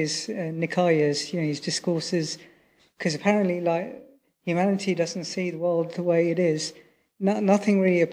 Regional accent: United Kingdom; also born or lived in Sri Lanka (family); I'm British, but originally my family are Sri Lankan

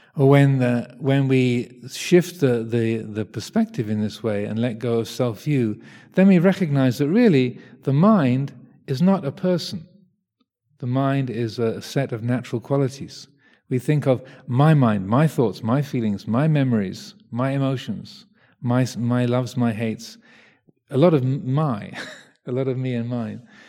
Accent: England, United Kingdom; I'm English

